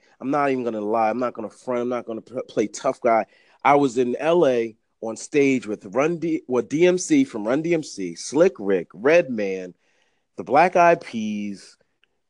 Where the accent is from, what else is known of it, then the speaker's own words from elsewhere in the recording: Delaware, United States; moved away; also born or lived in Flatbush, Brooklyn, New York City; I'm from Delaware.